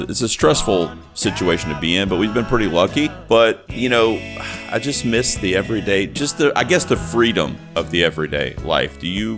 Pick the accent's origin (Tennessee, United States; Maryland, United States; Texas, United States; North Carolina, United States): North Carolina, United States; Charlotte; That was shot in Charlotte, which is my hometown.